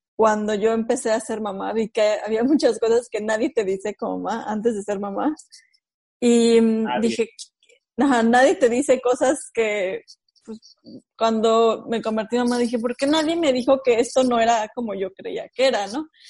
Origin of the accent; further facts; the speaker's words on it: Mexico City, Mexico; moved away; Yo soy originaria de la Ciudad de México